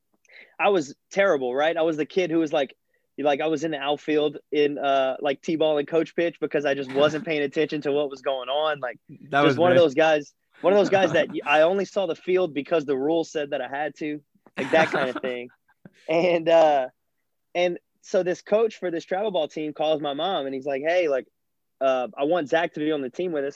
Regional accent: South Louisiana, United States; as a kid growing up in South Louisiana

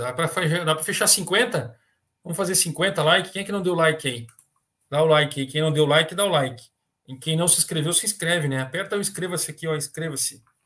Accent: Guaíba, Rio Grande do Sul, Brazil; also born or lived in Paraná; lá da minha terra, também também me criei em Guaíba

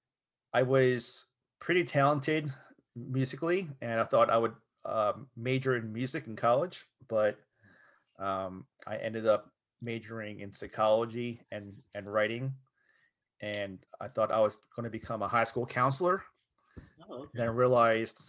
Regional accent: Southern New Jersey near Philadelphia, United States; now in Studio City, United States; I grew up in Southern Jersey near Philadelphia

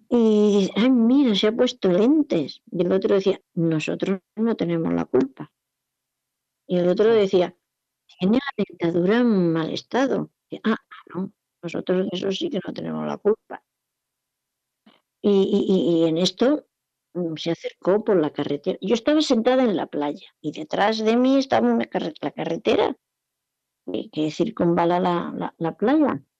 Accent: Jumilla, Region of Murcia, Spain; also born or lived in Alicante; La segunda vez vinieron a yo, la familia entera, nos fuimos de Jumilla a Alicante, una ciudad costera, está a unos 100 kilómetros de aquí, y allí mi padre montó un supermercado.

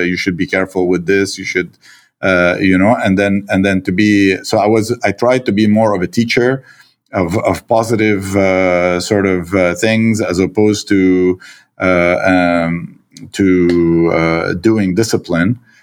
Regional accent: Lebanon; also born or lived in Quebec, Canada; now in Canada; my, uh, Lebanese, uh, reflexes

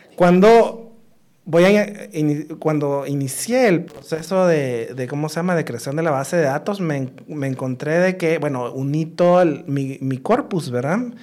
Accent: Guatemala; moved away; also born or lived in United States; no crecí en Guatemala, o sea, crecí parte de mi, de infancia, sí, después me fui a estudiar fuera

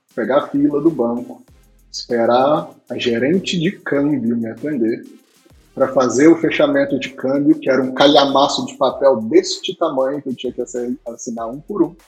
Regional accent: Minas Gerais, Brazil; nascido e criado em Minas Gerais

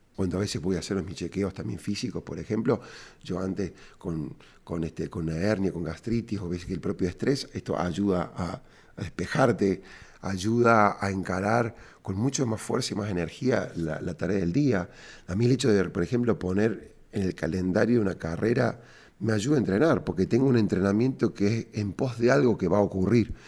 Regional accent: Córdoba, Argentina; cordobés y emprendedor

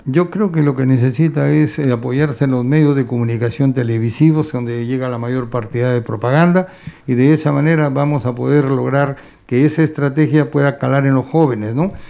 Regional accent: Piura, Peru; yo que vengo de Piura

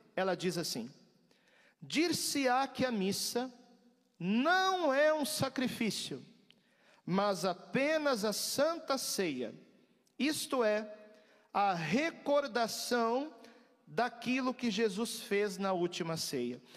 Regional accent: Rio Grande do Sul, Brazil; eu sou gaúcho, eu gosto de frio

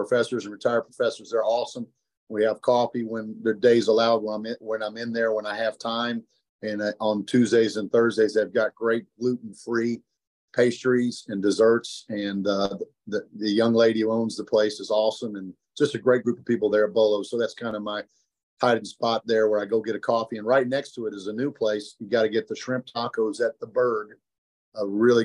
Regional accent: Chicago, Illinois, United States; moved away; growing up in Chicago

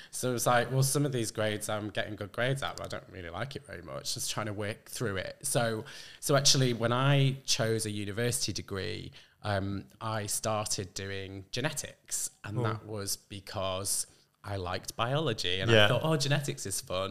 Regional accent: Lake District, North West England, United Kingdom; also born or lived in Manchester; I'm from the northwest. Really, I grew up in the Lake District.

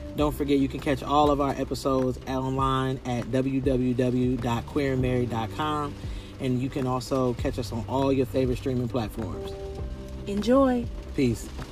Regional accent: Columbus, Ohio, United States; moved away; right now we're back home in my hometown, Columbus, Ohio

